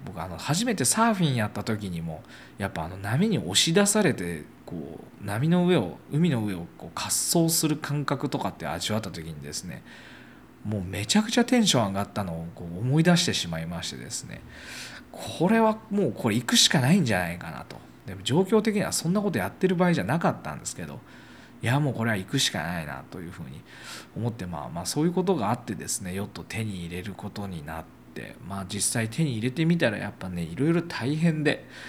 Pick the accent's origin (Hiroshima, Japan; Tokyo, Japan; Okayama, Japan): Okayama, Japan; 岡山、自分の地元